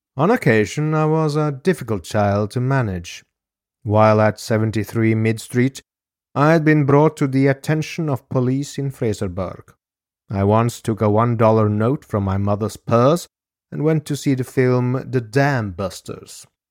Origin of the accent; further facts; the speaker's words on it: Norway; my home country of Norway.